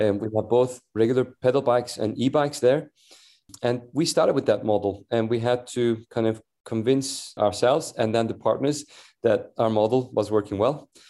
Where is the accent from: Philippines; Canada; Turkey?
Turkey; Istanbul; moved away as an adult; also born or lived in San Francisco Bay Area / Washington DC / New York / London; now in Copenhagen, Denmark; I grew up in Istanbul, Turkey.